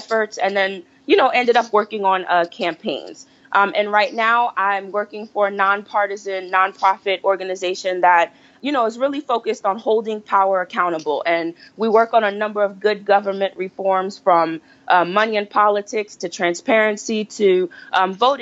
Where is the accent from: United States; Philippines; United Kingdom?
United States; New Jersey; moved away as an adult; now in Washington, D.C., United States; I was born and raised here in the U.S., by way of New Jersey, and I currently live in the D.C. metro area